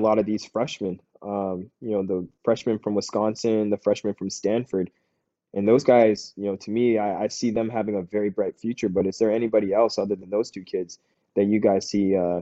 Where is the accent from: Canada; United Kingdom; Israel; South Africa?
Canada; moved away as an adult; also born or lived in Syracuse